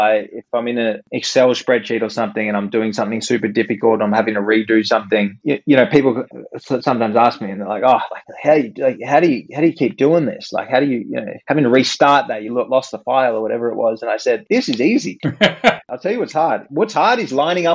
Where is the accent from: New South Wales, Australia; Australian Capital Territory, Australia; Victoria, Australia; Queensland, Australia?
New South Wales, Australia; Sydney; moved away as an adult; also born or lived in Stanford, United States; I came back from America and moved back to home in Sydney